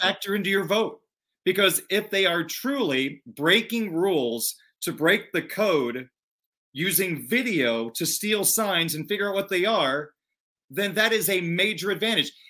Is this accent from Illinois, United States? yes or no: yes; Illinois, United States; I grew up in Big Ten country, grew up an hour and a half from the University of Illinois